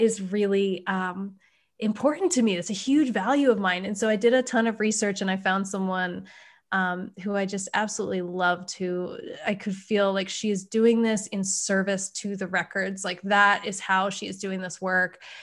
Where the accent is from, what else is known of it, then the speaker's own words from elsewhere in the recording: East Coast, United States; now in West Coast, United States; I grew up on the East Coast